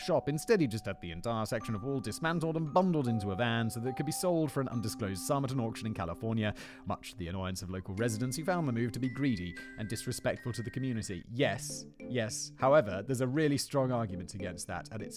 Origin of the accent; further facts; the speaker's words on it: Kent, South East England, United Kingdom; moved away; I'm from Kent.